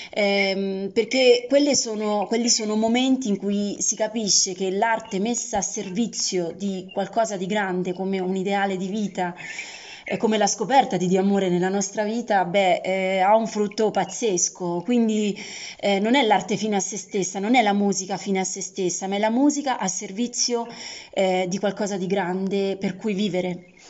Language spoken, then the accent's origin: Italian; Rome, Lazio, Italy; di Roma